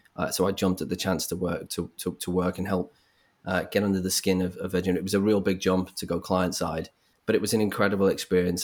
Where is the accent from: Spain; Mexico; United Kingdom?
United Kingdom; Liverpool, North West England; I grew up in Liverpool